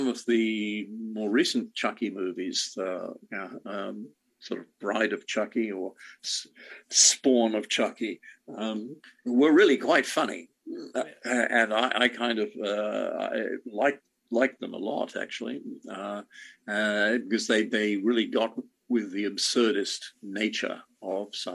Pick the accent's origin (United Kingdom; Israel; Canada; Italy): United Kingdom; England; I grew up in England